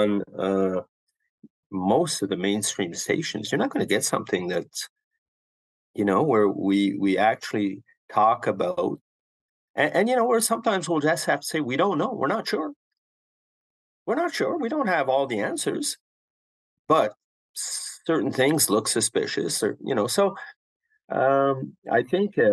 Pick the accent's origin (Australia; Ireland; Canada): Canada; as a Canadian